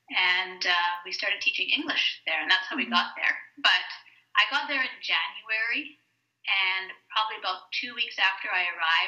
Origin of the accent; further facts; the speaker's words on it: Jamaica; moved away; It was a very big change for them, though, because we moved there from Jamaica.